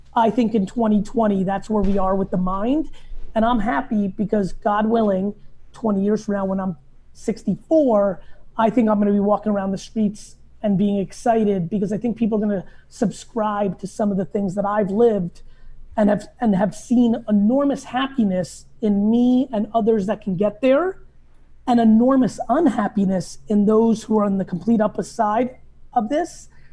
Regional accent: New Jersey, United States; also born or lived in Soviet Union; I grew up in New Jersey

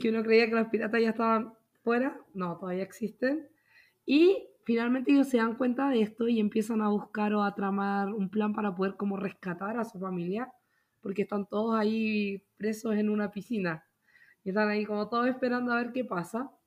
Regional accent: Santiago, Santiago Metropolitan Region, Chile; moved away as an adult; also born or lived in Puerto Montt, Chile; now in Utah, United States; yo soy de Santiago

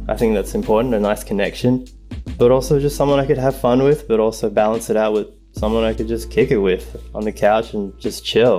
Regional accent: Sydney, New South Wales, Australia; moved away as an adult; now in Los Angeles, United States; I am from Sydney, Australia. I am 33 years old and now I live in LA. I've been out here for about 5 years now.

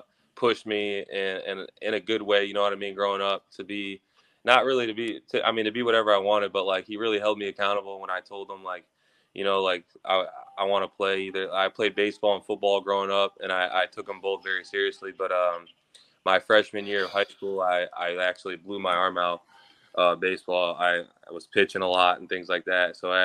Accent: Florida, United States; also born or lived in Illinois; I was born in Illinois and I had moved down to Florida.

